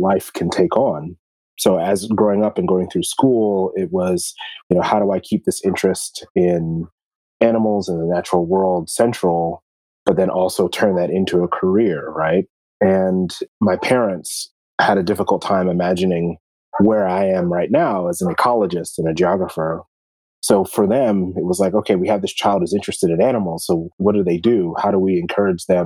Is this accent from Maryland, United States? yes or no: yes; Columbia, Maryland, United States; I grew up in Columbia, Maryland, which is a planned community.